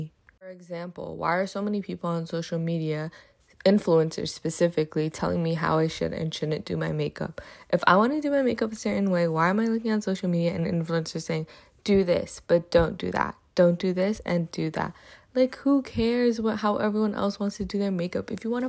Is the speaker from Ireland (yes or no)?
no; Afghanistan; I've posted about the things going on in my home country of Afghanistan